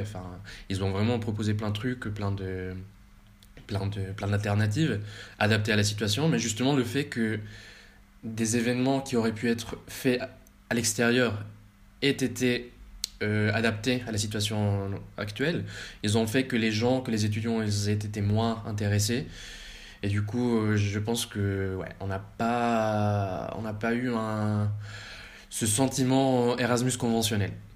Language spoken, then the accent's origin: French; Bogotá, Colombia; moved away as an adult; also born or lived in France; now in Vienna, Austria; j'ai grandi en Colombie euh, jusqu'à mes 18 ans